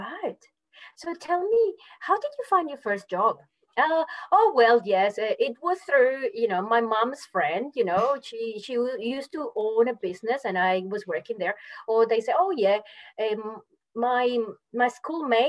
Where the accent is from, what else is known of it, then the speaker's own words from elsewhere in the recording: Mérida, Venezuela; English is a second language; moved away as an adult; also born or lived in Melbourne, Australia; now in Australia; I come from Merida